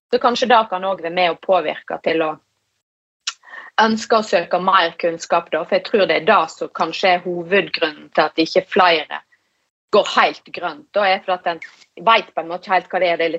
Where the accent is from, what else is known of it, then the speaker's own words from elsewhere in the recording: Western Norway, Norway; Nå har de jo allerede påpekt hvor jeg er ifra. Jeg er jo eh, fra Vestlandet, og jeg, jeg driver jo eh, en 100 nynorsk bedrift, så jeg er nummer én opptatt av språk.